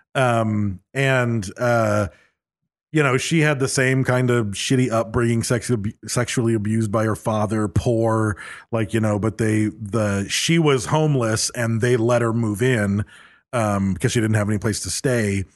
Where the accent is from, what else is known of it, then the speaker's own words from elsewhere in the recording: Bakersfield, California, United States; accent: California with a little slice of Oklahoma; you can probably tell we're from Bakersfield